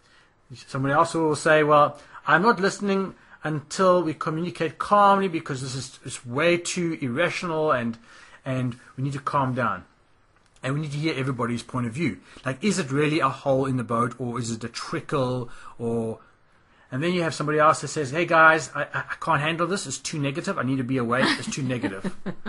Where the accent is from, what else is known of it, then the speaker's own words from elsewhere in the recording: South Africa; moved away; Like when we came from South Africa, and I know there will be some South Africans listening to this